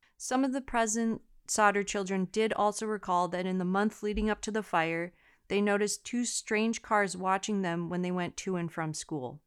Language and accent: English; United States; I'm American